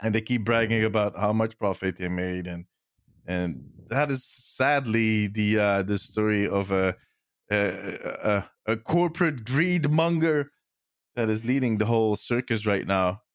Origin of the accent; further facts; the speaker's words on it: Belgium; I'm from Belgium.